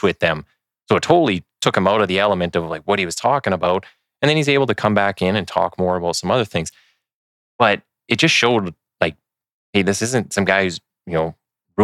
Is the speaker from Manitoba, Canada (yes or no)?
yes; Winnipeg, Manitoba, Canada; now in Edmonton, Canada; I'm from Winnipeg. And so I'm in Edmonton, at least till I retire